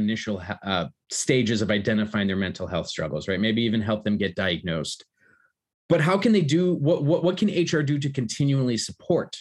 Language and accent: English; United States; moved away; Growing up in America to two Polish immigrants